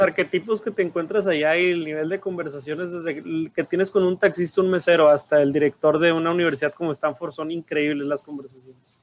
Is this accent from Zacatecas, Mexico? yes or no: no; Monterrey, Nuevo León, Mexico; somos de aquí en Monterrey